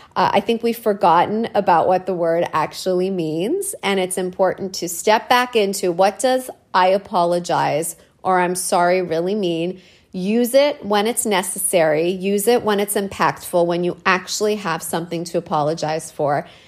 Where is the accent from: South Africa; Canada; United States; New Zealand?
Canada; I'm a woman and I'm Canadian.